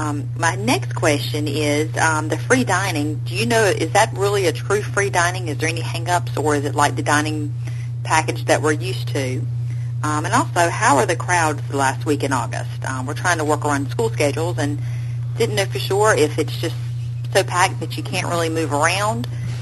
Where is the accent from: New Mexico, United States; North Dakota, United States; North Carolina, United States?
North Carolina, United States; I'm from North Carolina.